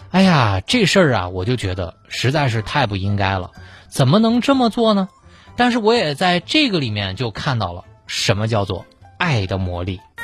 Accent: China; 我们中国人的一些朴素的道理

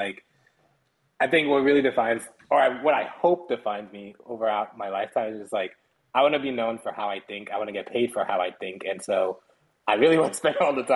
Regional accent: Liberia; now in United States; born West Coast, Africa, Liberia, came to the States during the Civil War as refugees

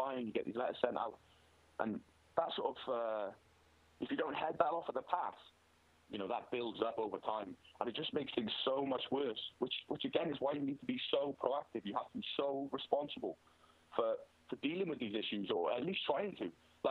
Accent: Wales, United Kingdom; I'm Welsh

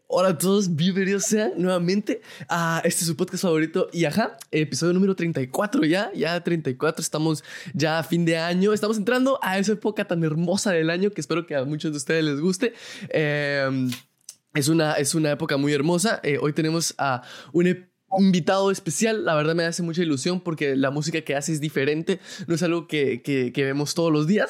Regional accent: Guatemala

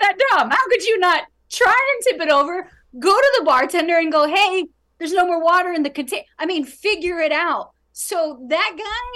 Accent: New York, United States; now in Los Angeles, United States; who live in LA here as a New Yorker

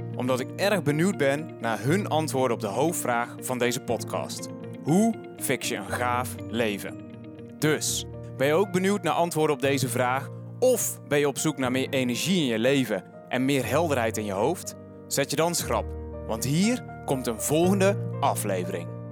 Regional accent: Den Bosch region, North Brabant, Netherlands; moved away; oorspronkelijk kom ik hier uit Regio Den Bosch

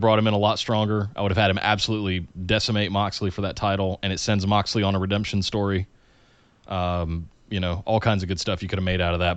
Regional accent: Charlotte, North Carolina, United States; I grew up in Charlotte, North Carolina, and even outside of Charlotte, uh, in the, in the woods, basically

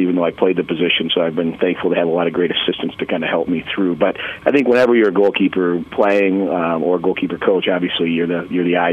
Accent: Madison, Wisconsin, United States; I grew up in the Madison, Wisconsin area

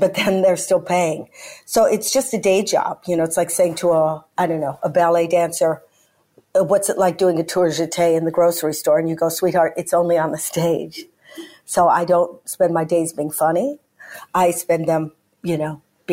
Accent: United States; now in United Kingdom; I'm American

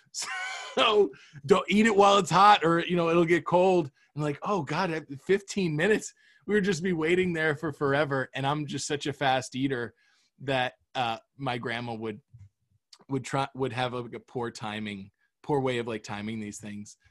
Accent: Florida, United States; I grew up in Florida.

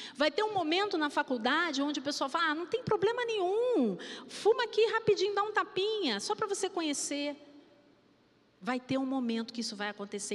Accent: Rio de Janeiro, Brazil; eu fui criada no subúrbio, né? Ali em Vigário

